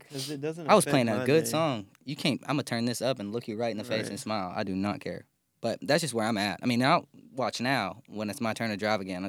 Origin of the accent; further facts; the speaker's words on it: McMinnville, Tennessee, United States; I'm also from McMinnville, Tennessee, and so is he. So it's woo! You know, guns and trucks.